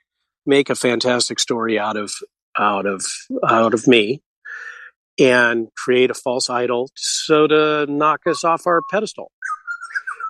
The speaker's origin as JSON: {"language": "English", "region": "West Coast of America", "country": "United States", "tie": "born or raised there", "said": "Growing up in the West Coast of America"}